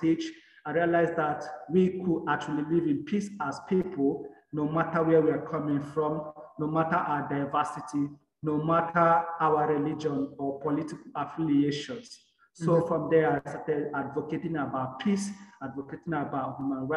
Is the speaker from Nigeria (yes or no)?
yes; Nigeria; I am from Nigeria